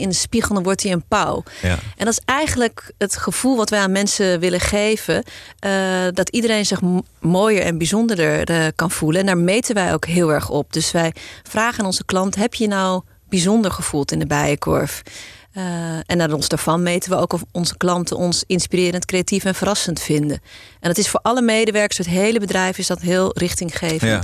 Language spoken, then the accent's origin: Dutch; Amstelveen, North Holland, Netherlands; also born or lived in South Africa; geboren ooit in Zuid-Afrika, maar eh, eh, opgegroeid in deze regio. geboren en getogen in Amstelveen.